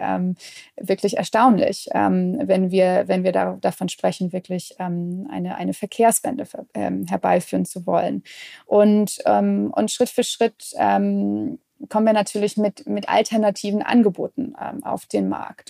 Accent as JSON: {"language": "German", "region": "Midwest", "country": "United States", "tie": "born or raised there", "moved": "yes", "said": "Ich bin beispielsweise in, in den USA aufgewachsen, im, im Mittleren Westen"}